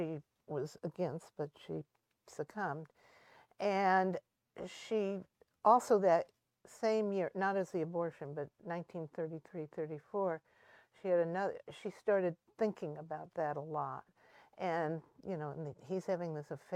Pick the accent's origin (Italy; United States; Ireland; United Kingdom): United States; Indiana; I was from Indiana